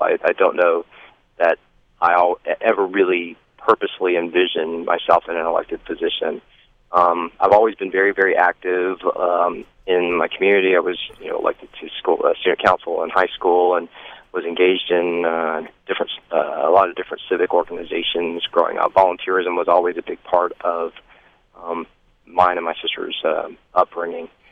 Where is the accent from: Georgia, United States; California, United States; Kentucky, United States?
Georgia, United States; Stone Mountain; also born or lived in Columbia, South Carolina; I grew up in Atlanta, well, just outside of Atlanta in Stone Mountain, Georgia.